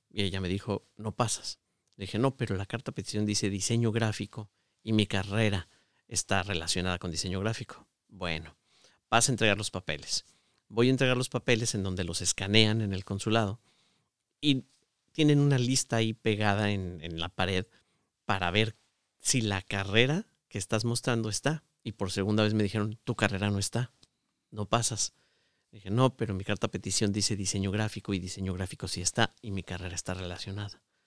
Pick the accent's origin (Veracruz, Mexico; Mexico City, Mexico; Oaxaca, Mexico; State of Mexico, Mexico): Mexico City, Mexico; moved away as an adult; also born or lived in Querétaro / Guadalajara / Aguascalientes; now in Michigan, United States; yo nací en Ciudad de México, pero cuando me casé me fui a vivir a Querétaro